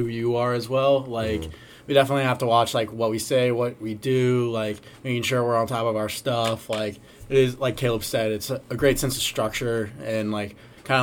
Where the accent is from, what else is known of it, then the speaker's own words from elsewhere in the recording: Colorado, United States; moved away as an adult; now in Boca Raton, United States; I'm from Colorado